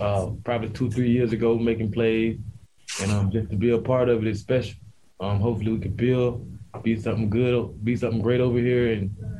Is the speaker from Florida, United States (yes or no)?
yes; Pahokee, Florida, United States; Well, I'm from Pahokee, Florida. I'm from Pahokee, Florida, a small town in Pahokee near West Palm.